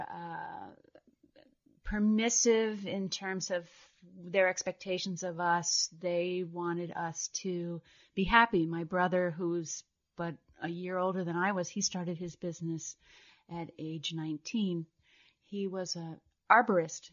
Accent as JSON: {"language": "English", "region": "New Jersey", "country": "United States", "tie": "born or raised there", "also_born_or_lived": "Vermont", "moved": "as an adult", "said": "I grew up in New Jersey, about an hour west"}